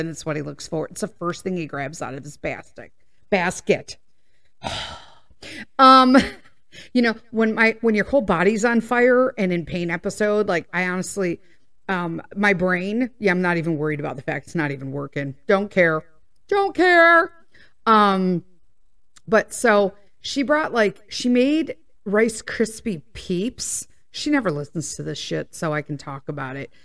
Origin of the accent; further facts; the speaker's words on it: Midwest, United States; we're from the Midwest, so we say pop, soda